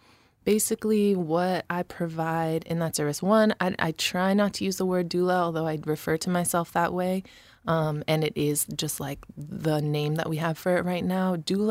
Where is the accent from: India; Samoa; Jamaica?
Samoa; Alafua, Tuamasaga; also born or lived in Rochester; I had my Samoan family in Samoa. Shout out Fasito'o, Malie, and I grew up in Alafua, really. But had that family and then had our little family in Rochester